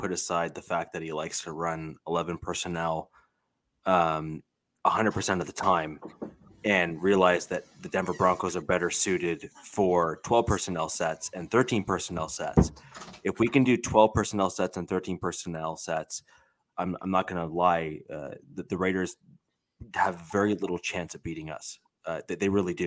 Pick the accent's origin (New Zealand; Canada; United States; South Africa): Canada; I'm Canadian